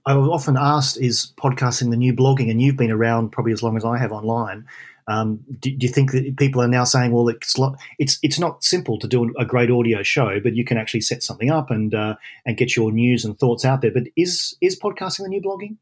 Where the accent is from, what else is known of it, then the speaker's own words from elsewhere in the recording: Australia; now in London, United Kingdom; I'm an Aussie in London.